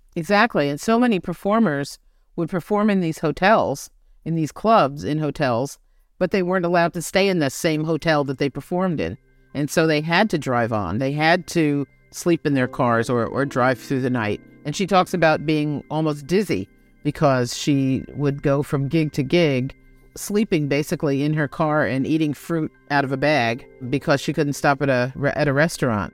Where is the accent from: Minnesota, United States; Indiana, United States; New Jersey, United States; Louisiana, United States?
New Jersey, United States; I grew up a northerner in New Jersey